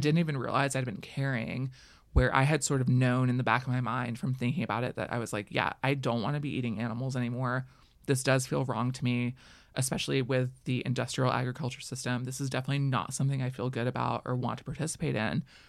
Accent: Florida, United States; I grew up in Florida where we boycotted certain restaurants

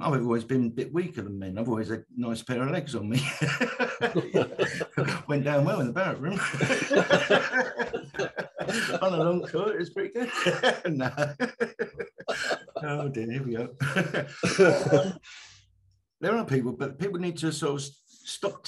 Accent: London, United Kingdom; moved away as an adult; also born or lived in Mill Hill / Canada; now in Isle of Wight, United Kingdom; I come from the East End of London, Jack the Ripper country

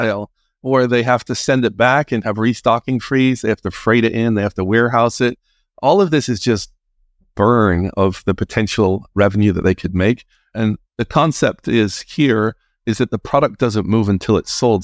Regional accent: Northern Ireland, United Kingdom; moved away as an adult; also born or lived in England; I'm originally from Northern Ireland

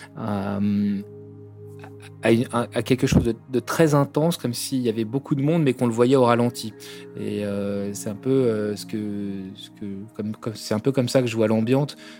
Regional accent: Brittany, France; now in Kathmandu, Nepal; je suis breton

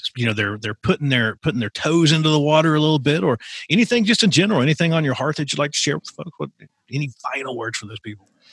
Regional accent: Appalachia, United States; I grew up in Appalachia

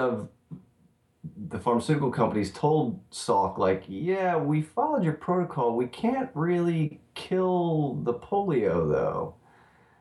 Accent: Philadelphia, Pennsylvania, United States; moved away as an adult; now in Los Angeles, United States; I grew up in Philadelphia. My parents still live in the same house

